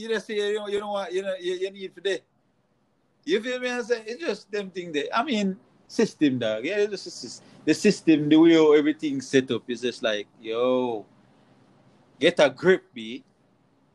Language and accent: English; Jamaica; moved away; We are Jamaican